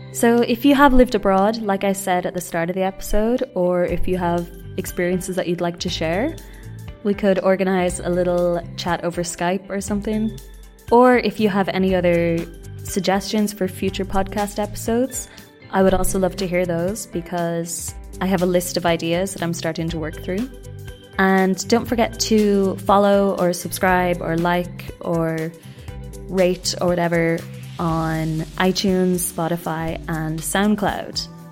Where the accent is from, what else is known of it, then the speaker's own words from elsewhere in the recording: Ireland; moved away as an adult; also born or lived in Reunion Island / Spain; now in Japan; And I said, "Irlanda."